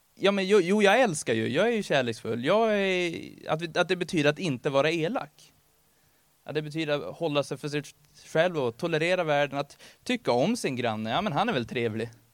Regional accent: Örnsköldsvik, Västernorrland County, Sweden; now in Gävle, Sweden; jag kommer från Örnsköldsvik ursprungligen

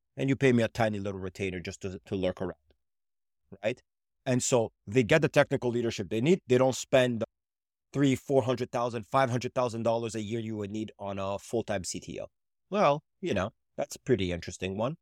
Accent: Canada; also born or lived in Israel; now in Montreal, Canada; I was born in Israel, I moved to Canada

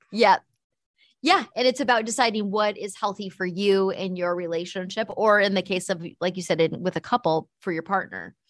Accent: United States; as an American

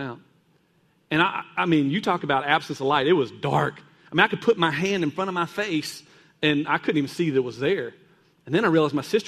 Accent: Kentucky, United States; I was growing up in Kentucky, and there's a lot of caves there.

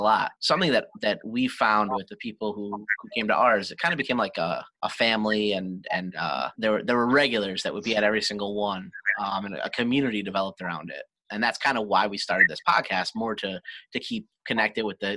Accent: Scranton, Pennsylvania, United States; We're from Scranton

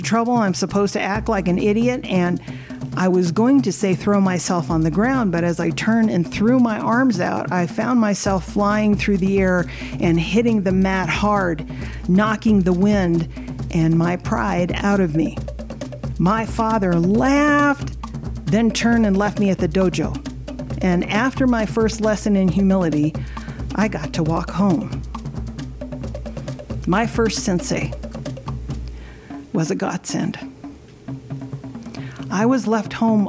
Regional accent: Midwest, United States; I grew up in the Midwest, I didn't have a traditional halau

